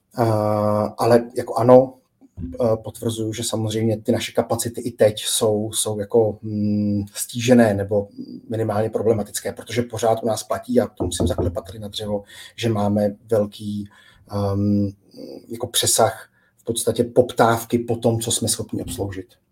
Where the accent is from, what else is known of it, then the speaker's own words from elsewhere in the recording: Prague, Czechia; jsem sám z Prahy a okolí